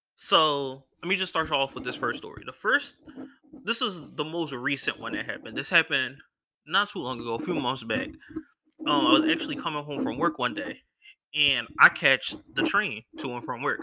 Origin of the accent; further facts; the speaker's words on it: Philadelphia, Pennsylvania, United States; I'm from Philly